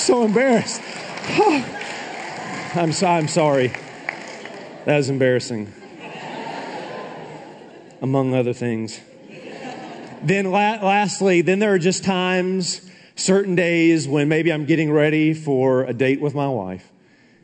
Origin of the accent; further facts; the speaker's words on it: Tennessee, United States; moved away; I'm from the South